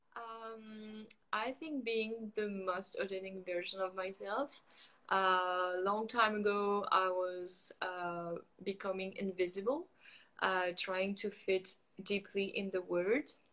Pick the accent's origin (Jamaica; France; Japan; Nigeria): France; moved away as an adult; also born or lived in Montreal, Canada; now in Playa del Carmen, Mexico; I grew up in France, but I'm totally feeling disconnected with France.